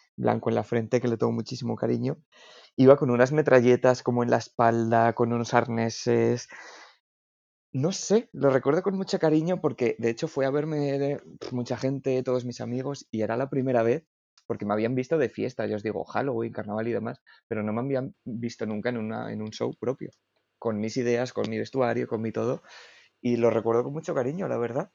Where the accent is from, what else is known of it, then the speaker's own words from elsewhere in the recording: Salamanca, Castile and León, Spain; now in Madrid, Spain; Aquí estoy en Madrid, aunque soy de Salamanca